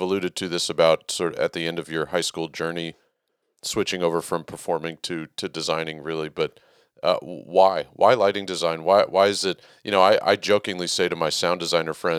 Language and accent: English; Texas, United States; being from Texas